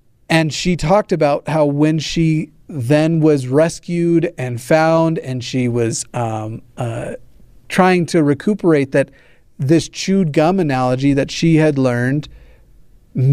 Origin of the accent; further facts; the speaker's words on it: South Carolina, United States; I'm from South Carolina, and we weren't even allowed to ask about same-sex relationships.